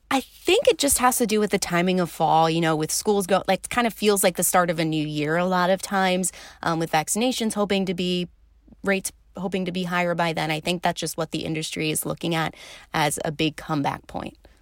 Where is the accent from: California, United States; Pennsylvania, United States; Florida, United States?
Pennsylvania, United States; suburbs of Philadelphia; moved away as an adult; also born or lived in Illinois; now in Milwaukee, United States; technically the suburbs of Philadelphia. Philly people would get mad if I said I was actually from Philly. But yes, the East Coast, about an hour outside of Philly, right along kind of the Jersey border is where I grew up